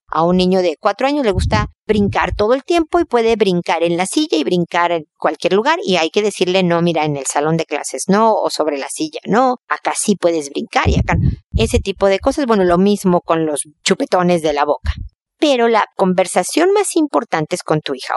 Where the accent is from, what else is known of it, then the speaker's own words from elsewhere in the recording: Mexico; now in Chile; soy mexicana